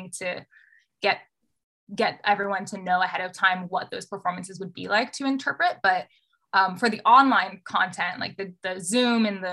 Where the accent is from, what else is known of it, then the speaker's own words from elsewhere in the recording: Southern California, United States; moved away as an adult; also born or lived in Bay Area; I was also born in Southern California and was raised there and then moved to the Bay Area for school